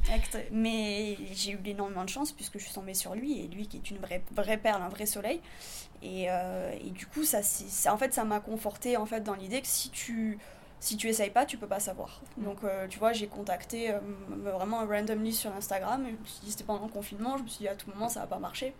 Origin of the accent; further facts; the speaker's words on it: southern France, France; moved away; also born or lived in Paris / New York; je viens d'une partie de la France qui est encore différente de Paris. Donc, c'est le sud de la France